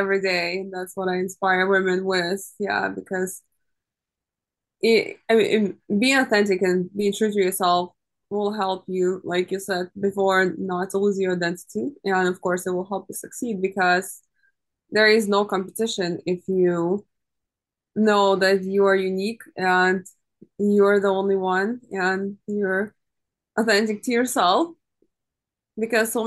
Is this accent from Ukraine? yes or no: yes; Ukraine; now in United States; I'm originally from Ukraine.